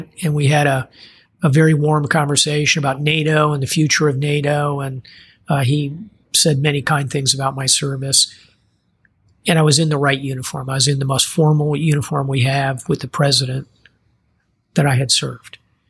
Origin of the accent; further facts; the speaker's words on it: Mayport, Florida, United States; So I came here to Mayport, Florida, which is my hometown.